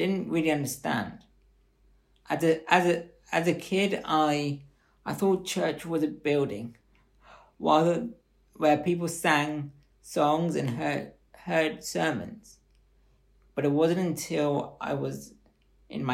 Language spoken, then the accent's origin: English; Bath, South West England, United Kingdom; I was born here in Bath and was brought up in a Christian family